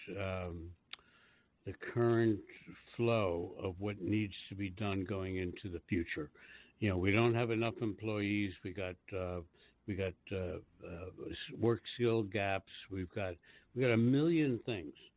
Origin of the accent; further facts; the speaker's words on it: Washington, District of Columbia, United States; I was born and raised in Washington D.C., and I remember in the 40s when I was growing up